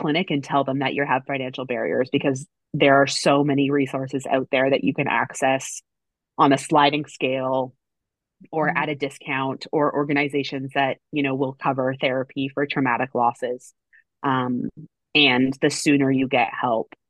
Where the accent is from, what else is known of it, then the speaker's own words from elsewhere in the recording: Canada; I'm Canadian